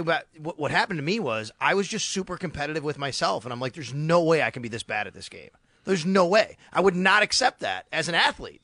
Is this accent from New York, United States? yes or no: yes; Buffalo, New York, United States; moved away as an adult; also born or lived in Syracuse, New York / Florida; growing up in Buffalo